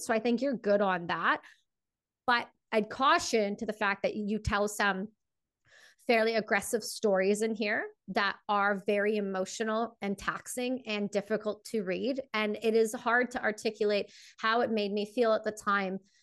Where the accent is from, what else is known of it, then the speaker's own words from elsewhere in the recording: Canada; I'm Canadian, and I I'm full, I'm full on a all the way Canadian.